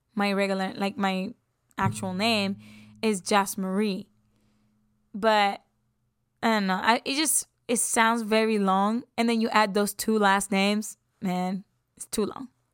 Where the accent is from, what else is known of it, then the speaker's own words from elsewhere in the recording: San Juan, Puerto Rico; moved away; I'm from San Juan, Puerto Rico. And I've been there since I took my first breath